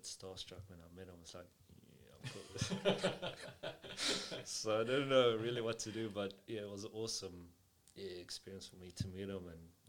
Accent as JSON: {"language": "English", "region": "Western Cape", "country": "South Africa", "tie": "born or raised there", "also_born_or_lived": "Nababeep / Paarl", "moved": "as an adult", "said": "I was born in Nababe. You probably won't know where that is. Moved to Cape Town"}